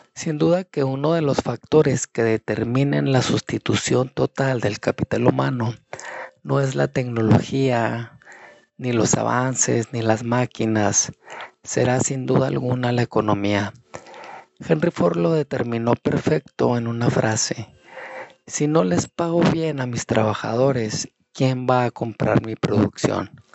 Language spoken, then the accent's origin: Spanish; Mexico; now in United States; mi país, como en México